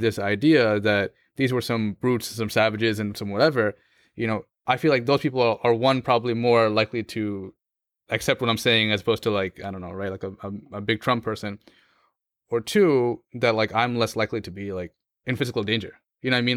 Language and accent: English; United States; as a Muslim growing up in America